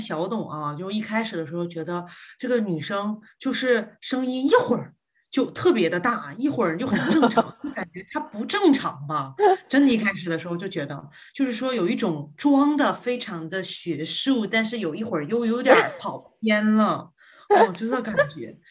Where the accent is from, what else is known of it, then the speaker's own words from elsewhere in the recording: Guangzhou, Guangdong, China; accent: Northeastern (Dongbei); moved away as an adult; also born or lived in Northeast China; now in New Zealand; 我其实小时候六岁以前呢是在东北生活的，然后呢之后就到了广州，然后到广州这个一直到十八岁